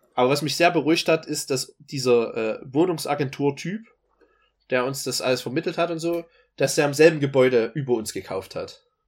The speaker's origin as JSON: {"language": "German", "area": "Dresden", "region": "Saxony", "country": "Germany", "moved": "yes", "said": "sage ich meistens äh, aus Dresden, weil das sonst kein anderer Mensch kennt in der Welt, wo ich sonst her bin"}